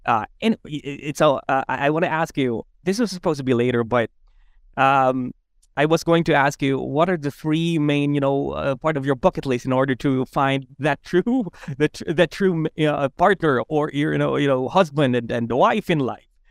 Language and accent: English; Philippines; I grew up as a Filipino